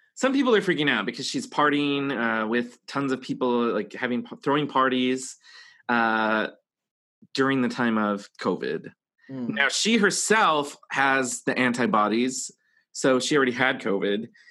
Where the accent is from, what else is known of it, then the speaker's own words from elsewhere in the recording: Texas, United States; moved away; also born or lived in New York; where I grew up in Texas